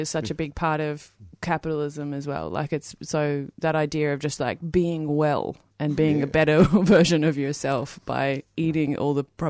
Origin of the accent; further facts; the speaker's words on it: Hobart, Tasmania, Australia; I grew up in Hobart on organic food